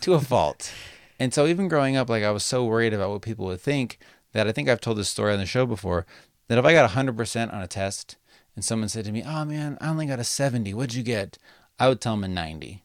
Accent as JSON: {"language": "English", "town": "Las Vegas", "region": "Nevada", "country": "United States", "tie": "born or raised there", "moved": "yes", "lives_now": "Sacramento, United States", "said": "when I grew up in Las Vegas"}